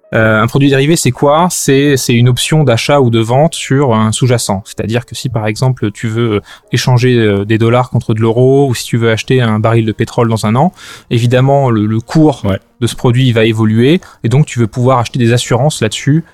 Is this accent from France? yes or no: yes; France; moved away as an adult; also born or lived in London; now in Brussels, Belgium; j'ai j'ai grandi en France jusqu'à la fin de mes études.